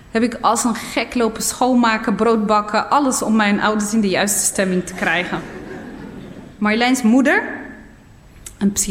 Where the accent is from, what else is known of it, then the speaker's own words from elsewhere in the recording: Nador, Oriental, Morocco; born there; En van daaruit was het nog een paar uur, een halve dag of zo, rijden naar eh, mijn geboortedorp. Niet omdat het ver was, maar vanwege de kronkelwegen.